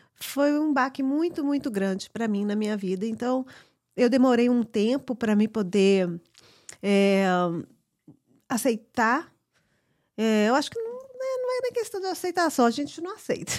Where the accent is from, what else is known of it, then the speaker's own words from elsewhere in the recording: United States; nasci aqui nos Estados Unidos